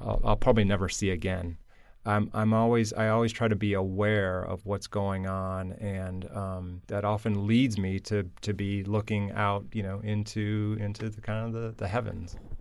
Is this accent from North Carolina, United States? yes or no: no; Michigan, United States; moved away; also born or lived in Florida; Growing up in Michigan